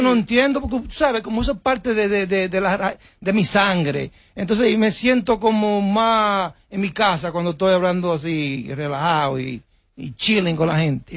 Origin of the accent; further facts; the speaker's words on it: Baitoa, Santiago, Dominican Republic; moved away; also born or lived in New York; yo vine de un campo de Baitoa, que todavía no hay agua allá.